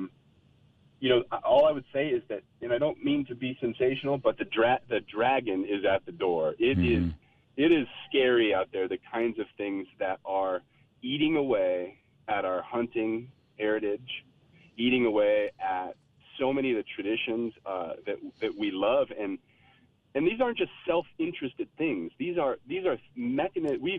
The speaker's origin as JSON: {"language": "English", "region": "Colorado", "country": "United States", "tie": "born or raised there", "said": "I grew up in Colorado"}